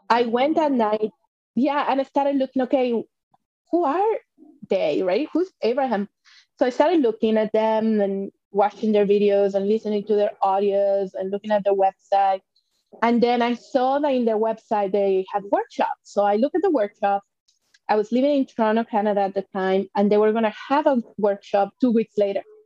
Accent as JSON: {"language": "English", "country": "Mexico", "tie": "born or raised there", "moved": "as an adult", "said": "I was born and raised in Mexico."}